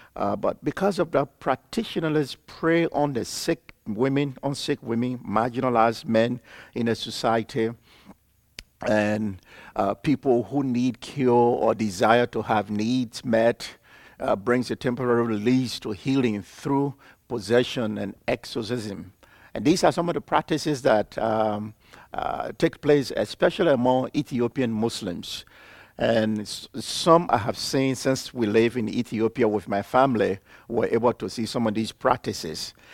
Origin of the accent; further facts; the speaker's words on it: Liberia; I'm from Liberia, West Africa.